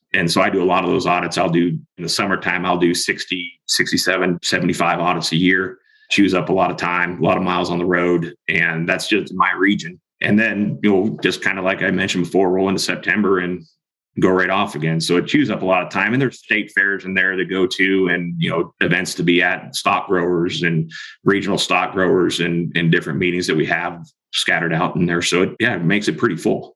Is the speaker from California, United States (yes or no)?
yes; Springville, California, United States; moved away as an adult; also born or lived in Montana; I actually grew up in the Central Valley, California, north of Bakersfield, up in the foothills of Sierras, a town called Springville went to high school there